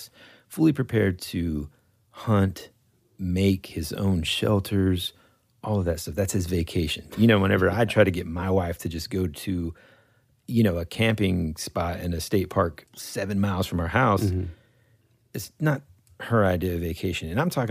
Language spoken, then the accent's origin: English; United States; we're from the States